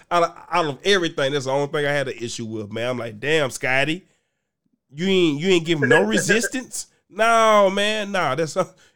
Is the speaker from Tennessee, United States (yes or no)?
no; Arkansas, United States; I'm from Arkansas. Nigga, I got about 11 goddamn siblings.